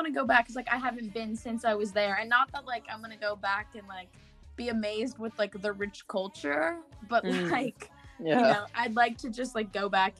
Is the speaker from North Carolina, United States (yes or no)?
no; Jefferson City, Missouri, United States; born there; Well, I was born in Jefferson City, Missouri.